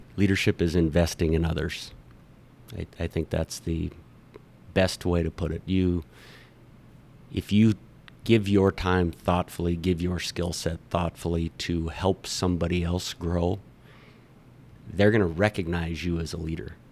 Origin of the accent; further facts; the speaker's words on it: Miles City, Montana, United States; now in Bozeman, United States; I was born in Miles City. I was, I'm a quote unquote original Montanan